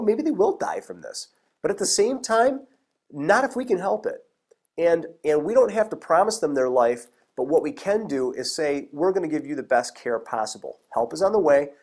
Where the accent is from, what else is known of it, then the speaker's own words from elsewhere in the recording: Michigan, United States; I'm from Michigan. We have only one type of rattlesnake here in Michigan